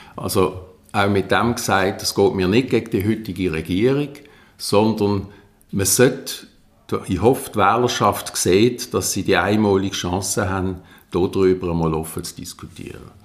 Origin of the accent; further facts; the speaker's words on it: Basel, Basel-Stadt, Switzerland; bei uns in Basel